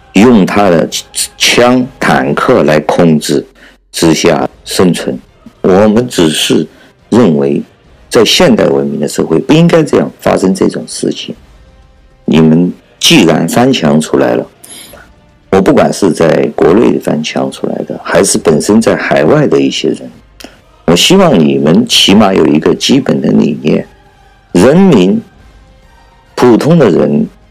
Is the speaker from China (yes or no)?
yes; China; 我们共产党人，我们中国人来难道难道连表达自己的意意志都不行了吗？